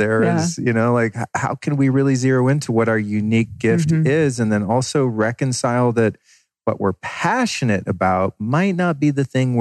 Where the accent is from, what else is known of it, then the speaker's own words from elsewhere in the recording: Northern California, United States; moved away; also born or lived in Colorado / Idaho; I grew up in Northern California and also lived in Colorado and Idaho